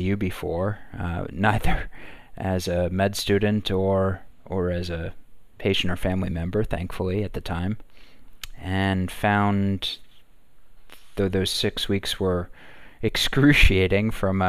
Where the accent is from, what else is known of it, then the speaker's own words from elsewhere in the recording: New Jersey, United States; moved away as an adult; I grew up in North Jersey, right outside Manhattan